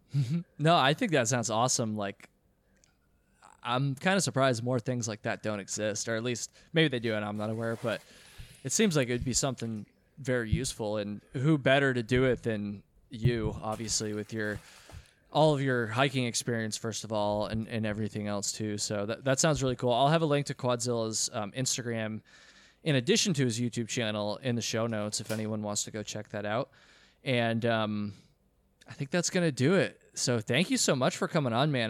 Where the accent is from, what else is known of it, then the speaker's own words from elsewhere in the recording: Vermont, United States; Vermont, my home state.